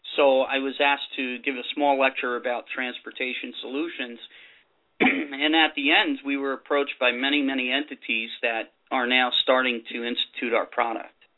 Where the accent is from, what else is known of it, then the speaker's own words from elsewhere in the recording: New Jersey, United States; New Jersey, my home state.